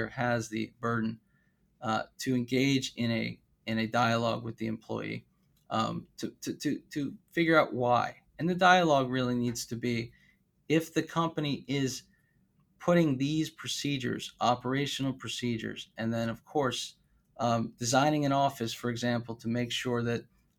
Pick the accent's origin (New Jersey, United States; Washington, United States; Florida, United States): Florida, United States; South; I'm from South Florida